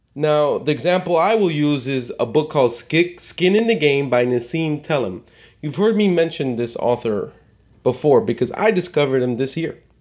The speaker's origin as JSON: {"language": "English", "town": "Chicago", "region": "Illinois", "country": "United States", "tie": "born or raised there", "said": "I was born and raised in Chicago"}